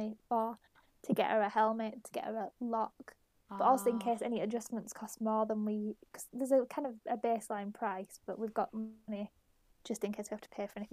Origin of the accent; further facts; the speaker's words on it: Keighley, Yorkshire and the Humber, United Kingdom; We've got one in Keighley, my hometown